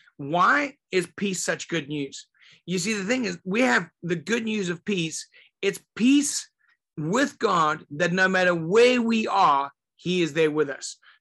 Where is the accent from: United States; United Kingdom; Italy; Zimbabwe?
Zimbabwe; I grew up in Zimbabwe, and the country was called Rhodesia back then